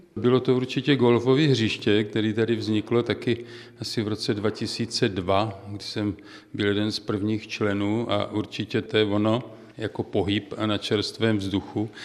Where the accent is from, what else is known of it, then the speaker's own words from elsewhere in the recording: Prostějov, Olomouc Region, Czechia; accent: Moravian; also born or lived in Třebíč / České Budějovice / Hluboká nad Vltavou; now in near Prague, Czech Republic; Já jako určitě to poznáte podle toho přízvuku, jsem Moravák. Já jsem prošel celou republiku od Prostějova, kde jsem se narodil, přes Olomouc, Třebíč, České Budějovice, hlubokou nad Vltavou